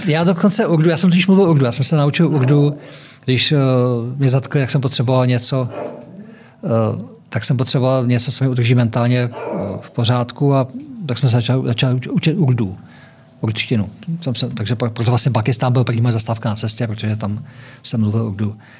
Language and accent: Czech; Czechia; my Češi